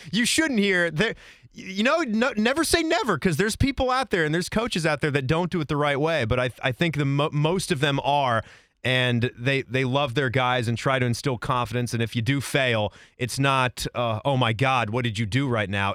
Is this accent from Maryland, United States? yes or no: no; Virginia, United States; now in Central Ohio, United States; when I grew up in Virginia